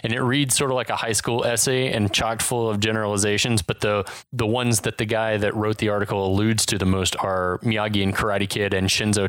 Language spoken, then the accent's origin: English; California, United States; Can you tell that I was born and raised in California?